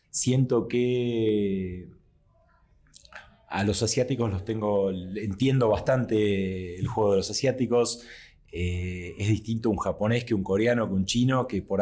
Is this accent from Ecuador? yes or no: no; Argentina; si soy el único argentino en la mesa